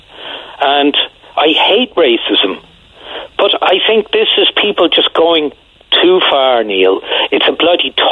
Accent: Ireland; I grew up in Ireland from 1963

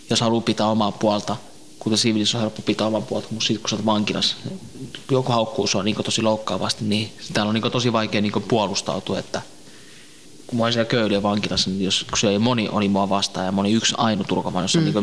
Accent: northern Iraq, Iraq; kun mä oon Irakin kurdi, niin mä oon Pohjois-Irakista

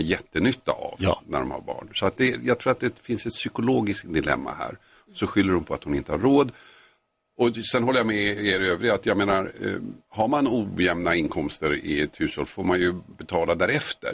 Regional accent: Tumba, Stockholm County, Sweden; I Tumba utanför Stockholm

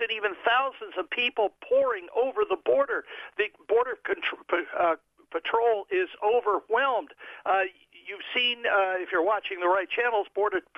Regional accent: Washington, District of Columbia, United States; I grew up in Washington, D.C. area where segregation existed in the late 50s and early 60s

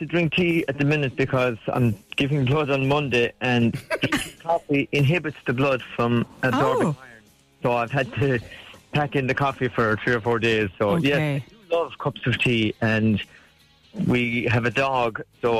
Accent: Limerick, Munster, Ireland; I'm from Limerick.

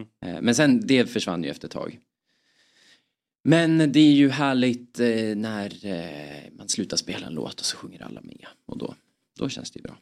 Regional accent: Östersund, Jämtland, Sweden; vi är från Jämtland, mm. Östersund

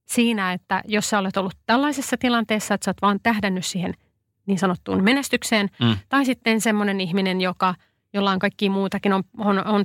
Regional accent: Pirkanmaa, Finland; Mä oon itse pirkanmaalainen

